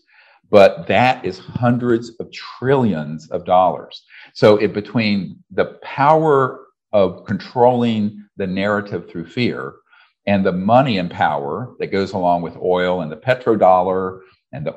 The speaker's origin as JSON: {"language": "English", "town": "Charlotte", "region": "North Carolina", "country": "United States", "tie": "born or raised there", "said": "I grew up in North Carolina in the South in Charlotte."}